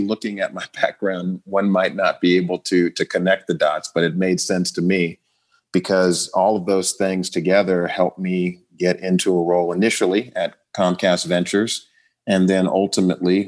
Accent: Oakland, California, United States; also born or lived in Virginia / Chicago; I grew up in the Bay Area in Oakland, California

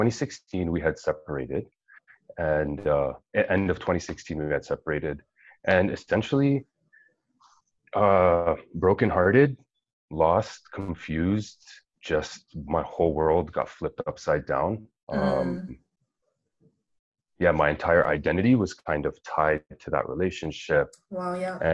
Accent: Toronto, Ontario, Canada; moved away as an adult; now in Vancouver, Canada; home was Toronto, Etobicoke specifically. I pretty much lived there my whole life.

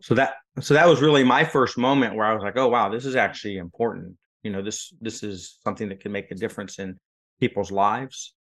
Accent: West Coast, United States; moved away as an adult; now in Florida, United States; I'm from the West Coast

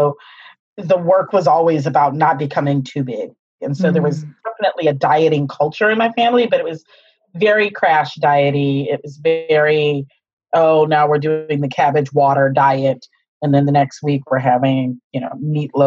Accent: Pittsburgh, Pennsylvania, United States; So I come from a Midwest family, African-American family. We're from Pittsburgh, Pennsylvania

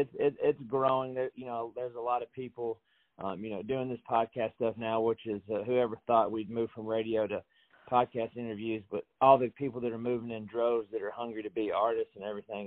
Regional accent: Franklin, Tennessee, United States; I'm from Franklin, Tennessee

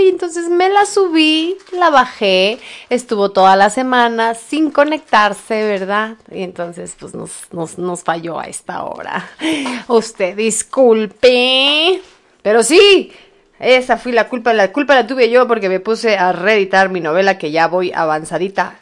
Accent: Mexico; somos los mexicanos

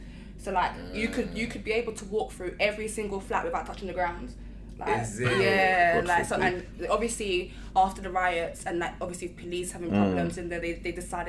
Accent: London, United Kingdom; I grew up in Broadwater Farm my whole life

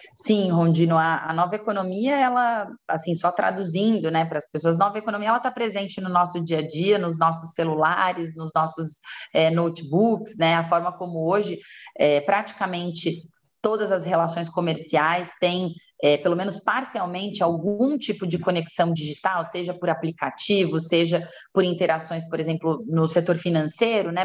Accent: São Paulo, Brazil; sou de São Paulo, né? nasci em São Paulo

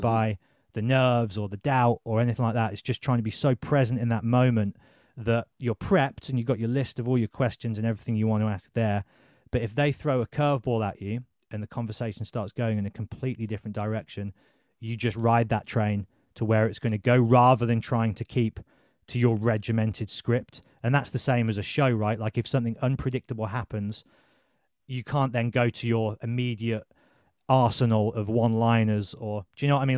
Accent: Birmingham, West Midlands, United Kingdom; also born or lived in Exeter; I'm from Birmingham

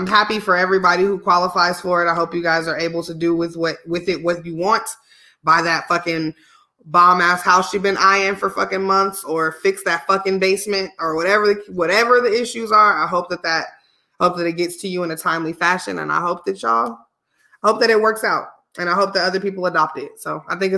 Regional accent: Illinois, United States; born or raised there; moved away

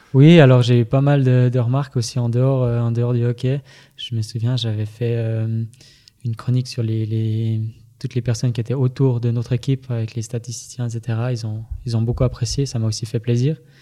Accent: Fribourg, Switzerland; je viens, je viens de Fribourg.

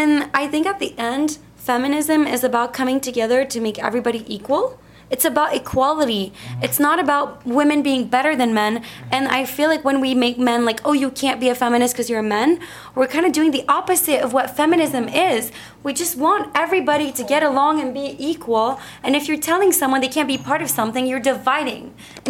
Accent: Costa Rica; also born or lived in Canada; growing up in Costa Rica, I've had so many good men in my life

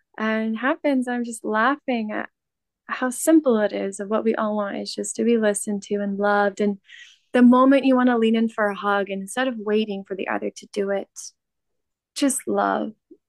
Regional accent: California, United States; moved away as an adult; I didn't come back to the US where I was born in California. I left the US about three years ago, right before COVID. And so I'm now returning after 3 years.

